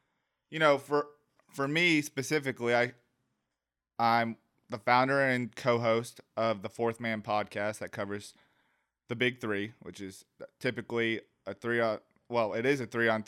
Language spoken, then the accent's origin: English; Georgia, United States; born there; I was born in Georgia, but wasn't raised here, and then now I'm back here.